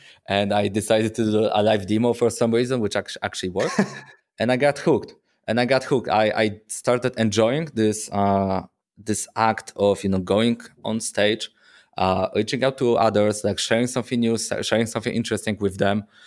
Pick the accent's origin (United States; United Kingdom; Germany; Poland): Poland; Poznań, Greater Poland; I'm from Poznań, Poland